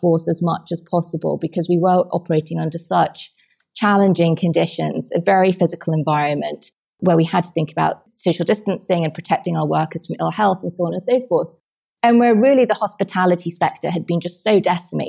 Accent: England, United Kingdom; moved away as an adult; now in New York, United States; being English

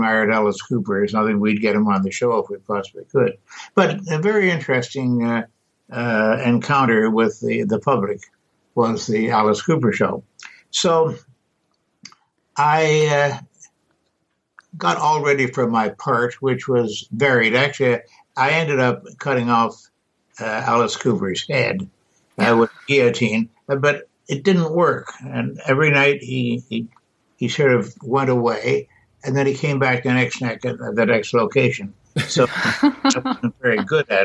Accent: Canada; now in United States; I don't know if you ever quite overcome being Canadian, but I've tried hard

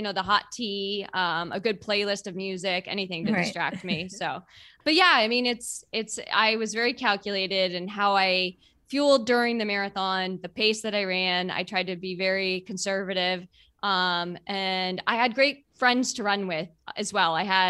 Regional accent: Boston, Massachusetts, United States; I grew up in Boston and I've run it.

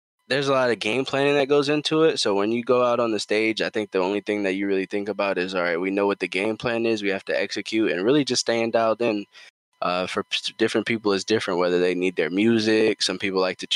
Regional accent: New York City, New York, United States; growing up in New York City, playing high school basketball in New York City and Queens and Brooklyn

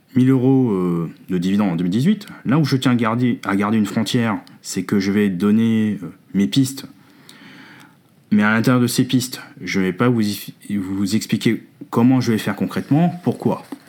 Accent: France; Chez nous en France

